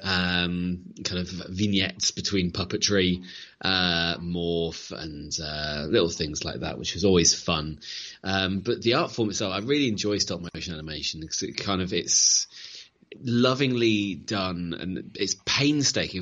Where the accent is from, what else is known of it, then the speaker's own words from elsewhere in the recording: Leicester, East Midlands, United Kingdom; I'm from Leicester